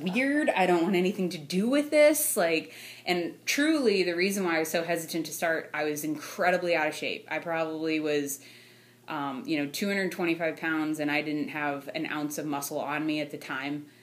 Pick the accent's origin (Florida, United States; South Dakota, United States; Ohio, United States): Ohio, United States; North Canton; now in Louisville, United States; I am originally from North Canton. I currently reside outside of Louisville